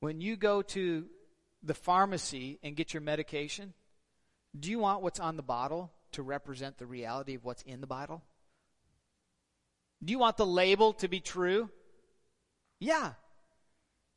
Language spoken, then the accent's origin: English; Northern Michigan, United States; we're all from Northern Michigan, and we have strange customs up here